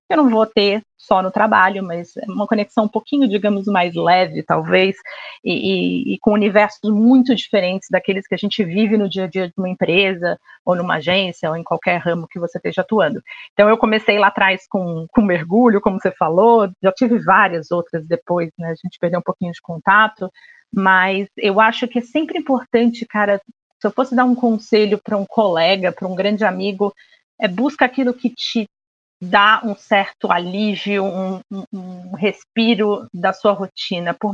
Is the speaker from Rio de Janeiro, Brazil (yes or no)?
yes; Rio de Janeiro, Brazil; now in São Paulo, Brazil; eu sou carioca, tá? Mas é que eu já tô mais apaulistada do que, do que carioca.